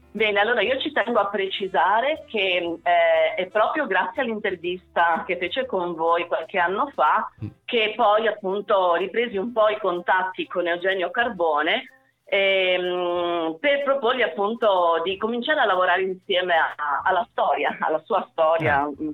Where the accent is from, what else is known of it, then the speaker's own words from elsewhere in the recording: Mendicino, Calabria, Italy; also born or lived in Cosenza; Mendicino che tra l'altro è anche stata la, la mia città, io sono nata a Cosenza, eh, mia madre era originaria di Mendicino